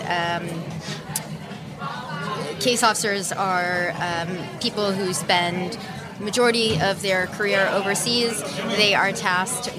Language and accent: English; Miami, Florida, United States; first language English; moved away; I grew up in Miami in the 80s